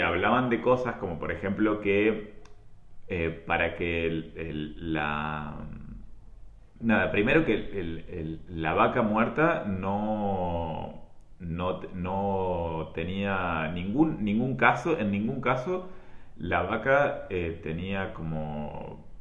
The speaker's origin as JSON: {"language": "Spanish", "region": "La Pampa", "country": "Argentina", "tie": "born or raised there", "said": "me acuerdo de ser chico y de que no había pasado en mi pueblo, pero sí en un pueblo que está a 30 kilómetros de mi pueblo, que es en Parera"}